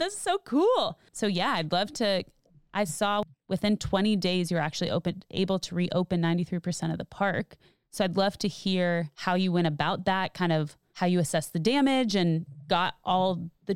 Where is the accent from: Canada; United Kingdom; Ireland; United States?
United States; Austin, Texas; I grew up in Austin